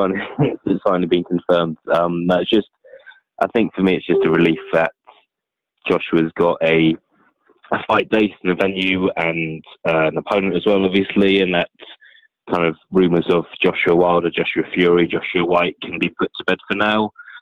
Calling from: London, United Kingdom; calling from London.

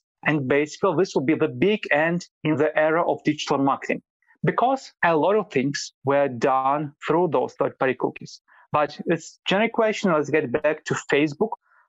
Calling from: Vilnius, Lithuania; I'm calling from Vilnius, Lithuania.

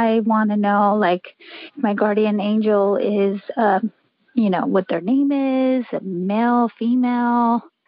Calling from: Rancho Cucamonga, California, United States; I'm calling from Rancho Cucamonga, California.

